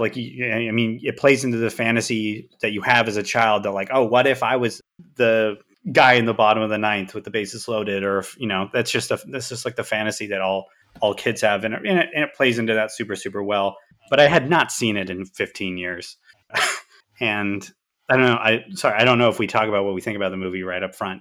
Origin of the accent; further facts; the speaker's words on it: Southern Oregon, United States; I'm from Oregon. There's no team in Oregon. There's no, in, in Southern Oregon, there's not really any team even close to me.